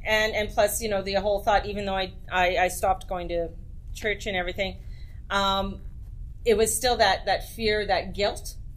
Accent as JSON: {"language": "English", "town": "Edmonton", "region": "Alberta", "country": "Canada", "tie": "born or raised there", "also_born_or_lived": "Penticton", "moved": "yes", "said": "I was raised in Edmonton, Alberta"}